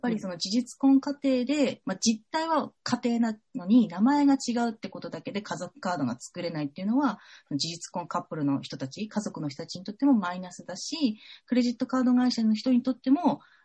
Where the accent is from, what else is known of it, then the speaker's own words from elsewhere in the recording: Fukushima, Japan; moved away as an adult; also born or lived in Saitama; now in Tokyo, Japan; 私、福島県出身